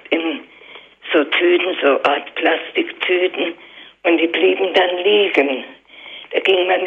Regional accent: Saxony, Germany; now in Darmstadt, Germany; ich bin an sich in Sachsen geboren

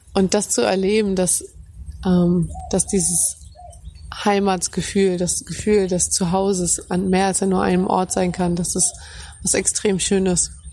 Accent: Hamburg, Germany; moved away as an adult; now in Cambodia; Ich fühle mich ganz, ganz besonders heim in Hamburg. Ich meine, da bin ich groß geworden, da habe ich meine Kindheit erlebt, meine Familie ist dort.

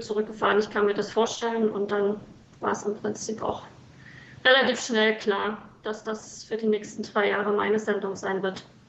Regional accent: East Germany, Germany; moved away as an adult; now in South Sudan; ich bin groß geworden in der DDR

